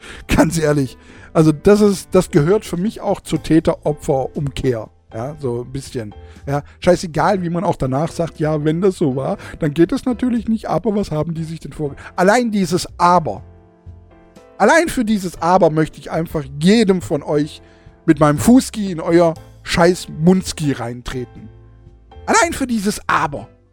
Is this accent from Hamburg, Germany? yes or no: no; Baden-Württemberg, Germany; bei uns in Baden-Württemberg